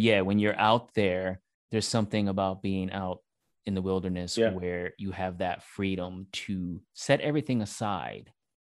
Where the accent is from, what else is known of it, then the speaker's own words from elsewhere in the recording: New York City, New York, United States; I'm from New York City